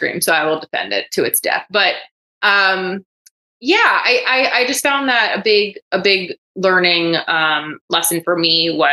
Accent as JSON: {"language": "English", "town": "Coral Springs", "region": "Florida", "country": "United States", "tie": "born or raised there", "also_born_or_lived": "New York", "said": "I was born in New York. I grew up in South Florida in the greater Fort Lauderdale area, in a town called Coral Springs"}